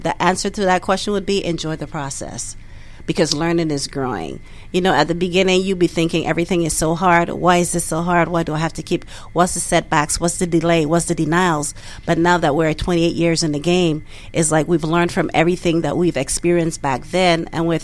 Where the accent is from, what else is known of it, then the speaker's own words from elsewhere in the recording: U.S. Virgin Islands; moved away as an adult; now in Duluth, United States; we are originally from the United States Virgin Islands. So my husband and I moved here in 1993 with our two small kids.